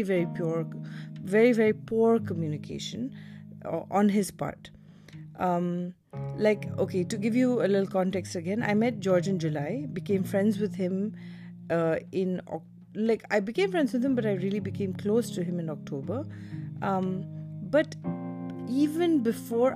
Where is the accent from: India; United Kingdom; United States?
India; also born or lived in Delhi, India / Mumbai, India; My mom is a Tamilian and my dad is a Rajasthani, and I grew up in Delhi and Bombay